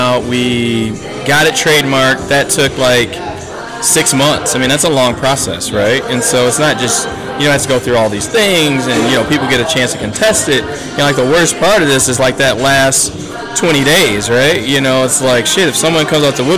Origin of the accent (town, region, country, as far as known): Grand Rapids, Michigan, United States; born or raised there